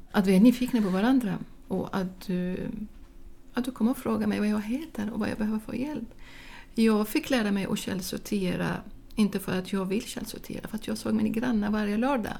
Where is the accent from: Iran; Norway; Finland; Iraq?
Iraq; Baghdad, Baghdad Governorate; Swedish is a second language; moved away as an adult; now in Sweden; Jag kommer själv från Bagdad, från en stor stad med sex miljoner invånare